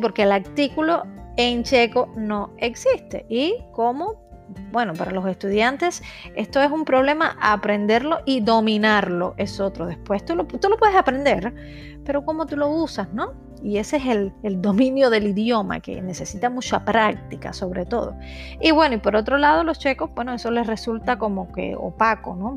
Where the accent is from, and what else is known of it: Cuba; moved away as an adult; now in Czech Republic